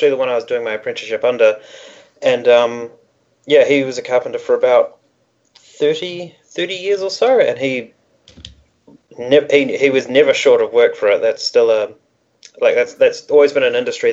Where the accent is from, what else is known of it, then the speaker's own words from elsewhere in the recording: New Zealand; We're both born and raised in New Zealand.